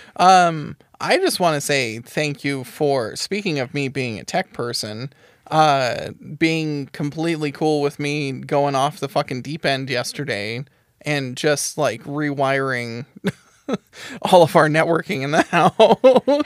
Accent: United States; we're white and we're American

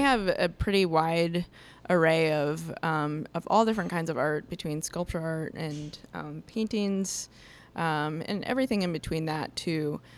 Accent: Iowa, United States; moved away as an adult; now in Milwaukee, United States; I'm originally from Iowa

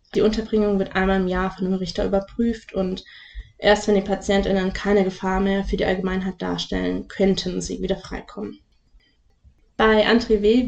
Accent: Lake Constance area, Baden-Württemberg, Germany; aus meiner Heimat

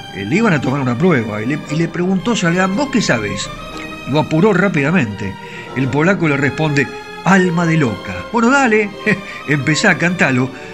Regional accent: Argentina; somos argentinos, queremos nuestra patria

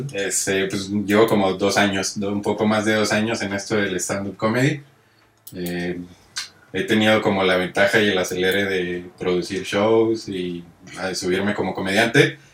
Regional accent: Monterrey, Nuevo León, Mexico; yo vengo de Monterrey

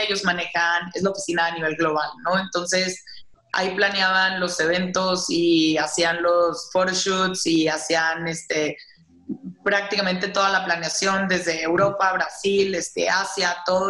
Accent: Saltillo, Coahuila, Mexico; moved away as an adult; also born or lived in Monterrey; now in Mexico City, Mexico; yo soy de Saltillo, digo, bueno, originalmente de Monterrey, pero he vivido toda mi vida en Saltillo prácticamente

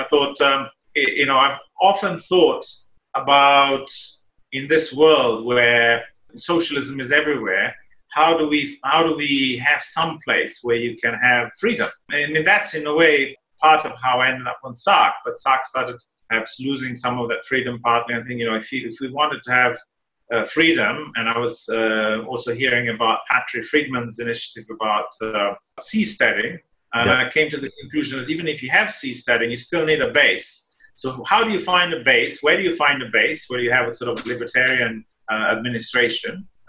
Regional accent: Slovenia; born there; moved away; also born or lived in Italy / United Kingdom / United States / Singapore; So I was born in Slovenia, as you mentioned before, which was Yugoslavia at the time still. And then I lived in Italy and the UK and the US and Singapore and Australia.

